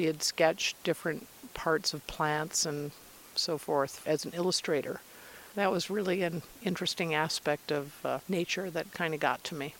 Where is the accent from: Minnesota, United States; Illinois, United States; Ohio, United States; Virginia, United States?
Illinois, United States; moved away as an adult; also born or lived in Colorado Springs, Colorado; growing up in Illinois